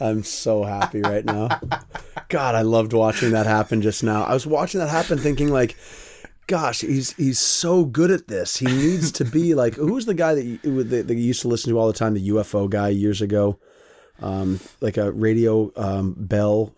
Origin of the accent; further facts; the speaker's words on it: United States; me as an American